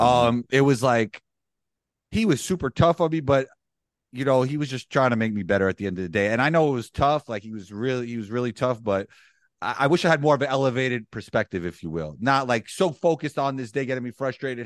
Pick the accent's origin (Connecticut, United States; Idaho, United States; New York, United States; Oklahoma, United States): New York, United States; New York City; born or raised there